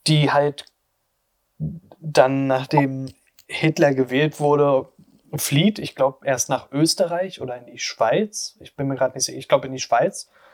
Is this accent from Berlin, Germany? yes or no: yes; Berlin, Germany; Oder auch gerade so Ostberlin, so Köpenick, die Gegend, da bin ich halt aufgewachsen